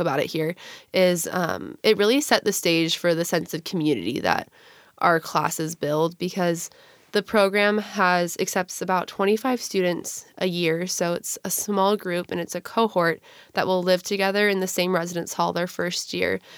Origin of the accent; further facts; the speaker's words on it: Gig Harbor, Washington, United States; I'm originally from Gig Harbor, Washington